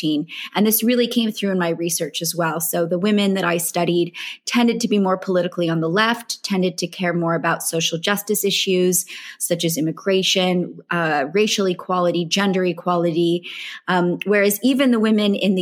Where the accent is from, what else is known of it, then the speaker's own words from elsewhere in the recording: United States; accent: American; moved away as an adult; now in California, United States; churches I'd grown up with in the States